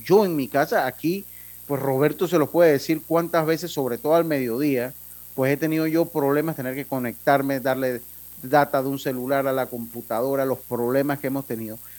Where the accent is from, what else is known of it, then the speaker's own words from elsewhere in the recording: Panama; como panameño